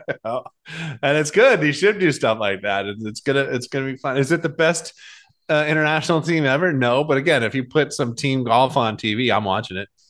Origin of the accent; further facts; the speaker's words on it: Boston, Massachusetts, United States; I grew up in Boston.